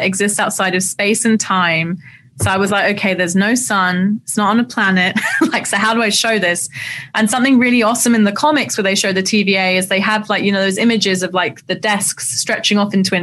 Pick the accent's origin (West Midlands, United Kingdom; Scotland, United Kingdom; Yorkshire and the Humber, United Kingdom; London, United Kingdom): London, United Kingdom; I grew up in Southeast London